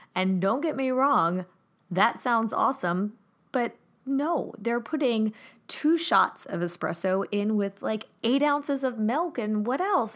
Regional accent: Germany; moved away; One of my favorites growing up in Germany

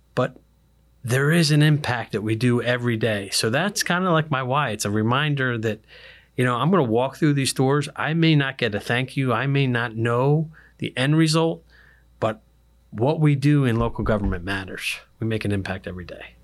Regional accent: Philadelphia, Pennsylvania, United States; moved away as an adult; now in Pasco County, United States; I was born and raised in Philadelphia

